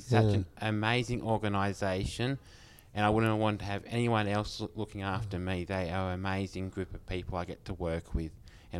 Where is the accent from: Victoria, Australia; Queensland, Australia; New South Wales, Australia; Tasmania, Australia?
New South Wales, Australia; Batemans Bay; I'm from Batemans Bay